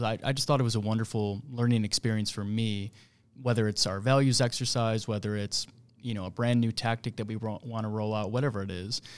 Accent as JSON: {"language": "English", "town": "Buffalo", "region": "New York", "country": "United States", "tie": "born or raised there", "moved": "as an adult", "lives_now": "Kansas City, United States", "said": "born and raised in Buffalo, New York"}